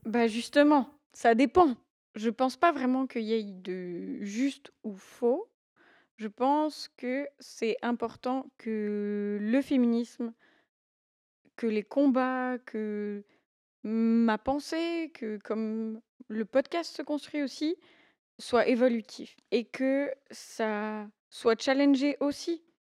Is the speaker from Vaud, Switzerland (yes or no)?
no; Valais, Switzerland; j'ai 26 ans, j'ai grandi en Valais